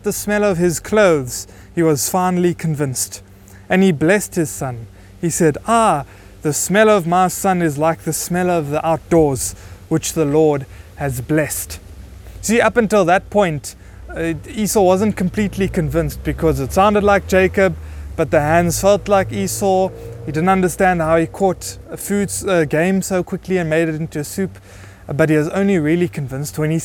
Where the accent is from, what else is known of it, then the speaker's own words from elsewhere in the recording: Buffalo City, Eastern Cape, South Africa; we are from Buffalo City